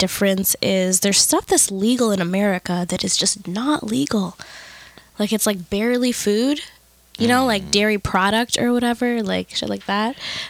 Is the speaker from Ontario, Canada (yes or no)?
yes; Toronto, Ontario, Canada; also born or lived in Crown Heights, Brooklyn; now in New York, United States; I can talk about Toronto, like my hometown, Toronto.